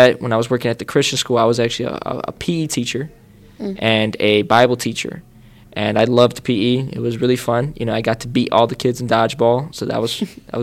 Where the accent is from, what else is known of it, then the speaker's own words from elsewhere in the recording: Chicago, Illinois, United States; I grew up in Chicago. I grew up first half of my life in the Logan Square area, and then the second half of my life I grew up in Norwood